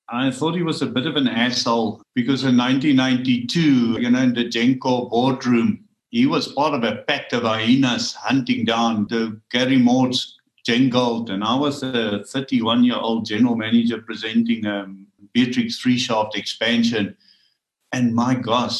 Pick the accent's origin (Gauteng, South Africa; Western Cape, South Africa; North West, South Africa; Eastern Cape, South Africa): North West, South Africa; Rustenburg; I'm a miner from Rustenburg